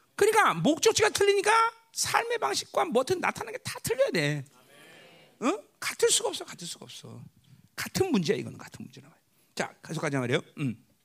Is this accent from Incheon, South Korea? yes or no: yes; Ganghwa, Incheon, South Korea; moved away; 내 고향은 가, 강한데